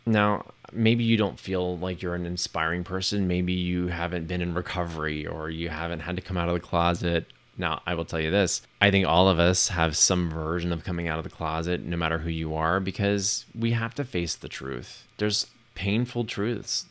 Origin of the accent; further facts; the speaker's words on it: Texas, United States; the ignorance and bigotry that I grew up with here in Texas